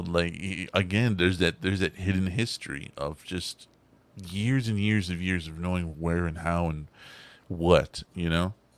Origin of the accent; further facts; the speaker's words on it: Texas, United States; I'm from Texas